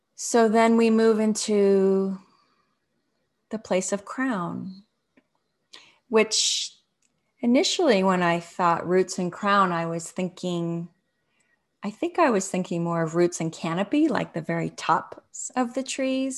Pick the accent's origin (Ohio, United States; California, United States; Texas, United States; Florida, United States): California, United States; Los Angeles; moved away; where I grew up in Los Angeles